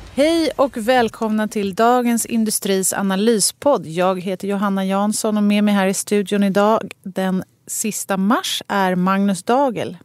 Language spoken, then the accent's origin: Swedish; Sweden; also born or lived in Stockholm; som svensk